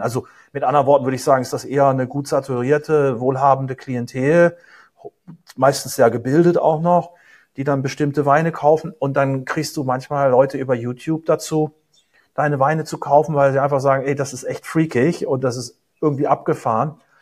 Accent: Germany; also born or lived in United States; als Deutscher

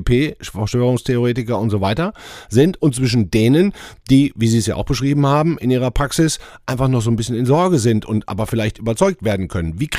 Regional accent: Rhineland, Germany; Wir sind doch Rheinländer

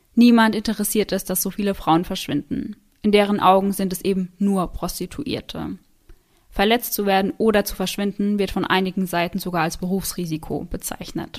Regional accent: Germany; bei uns in Deutschland

